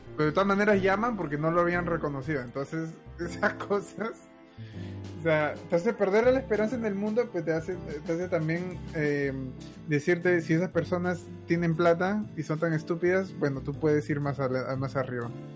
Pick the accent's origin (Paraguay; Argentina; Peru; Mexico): Peru; now in Canada; yo provengo de Perú, pero hemos inmigrado a Canadá